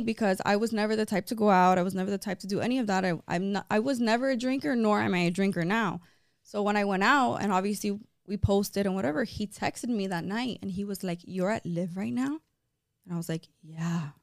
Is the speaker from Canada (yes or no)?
no; Miami, Florida, United States; I was born and raised here in Miami, but my background, so it's weird. So my mom's side is Cuban, but my dad's side is Italian